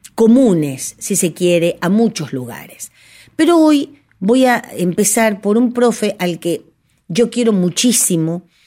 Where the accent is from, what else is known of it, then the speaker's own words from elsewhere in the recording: Cañuelas, Buenos Aires Province, Argentina; soy de Cañuelas